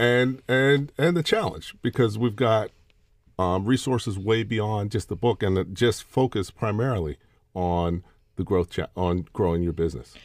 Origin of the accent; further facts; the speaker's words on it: Pittsburgh, Pennsylvania, United States; I grew up in Pittsburgh, Pennsylvania